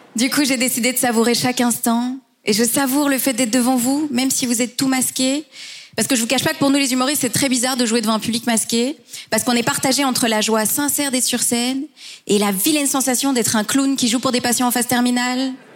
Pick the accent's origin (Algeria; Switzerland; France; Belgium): Belgium; je suis belge mais d'origine hispano-marocaine